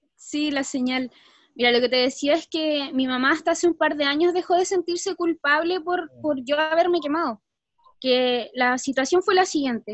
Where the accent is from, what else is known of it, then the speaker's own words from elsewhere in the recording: Santiago, Santiago Metropolitan Region, Chile; Cuando era pequeña, nosotros vivíamos acá en Santiago